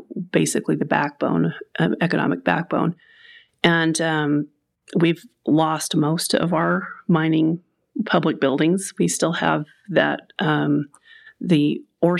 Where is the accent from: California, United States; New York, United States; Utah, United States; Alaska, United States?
Utah, United States; Salt Lake; moved away as an adult; also born or lived in Arizona; now in Murray, United States; I remember growing up that we'd be driving around Salt Lake with my parents